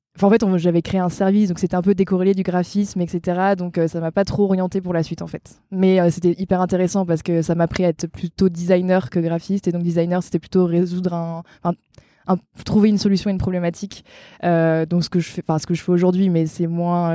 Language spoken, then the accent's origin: French; Brittany, France; je suis bretonne et j'ai 31 ans